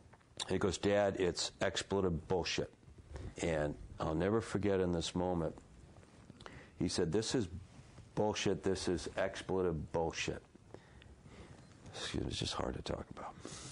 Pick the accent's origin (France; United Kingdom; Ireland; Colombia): Ireland; And as an Irish guy, I have the faith and I work on the hope, and the humor is embedded in me.